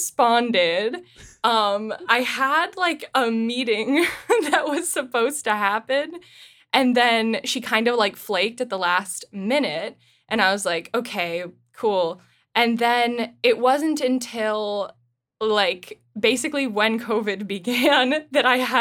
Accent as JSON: {"language": "English", "region": "Ohio", "country": "United States", "tie": "born or raised there", "said": "we grew up in Ohio and were in show choir"}